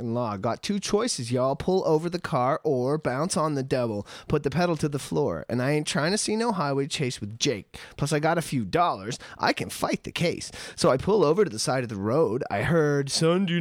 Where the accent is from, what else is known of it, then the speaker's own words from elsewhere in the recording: Canada; I am a Canadian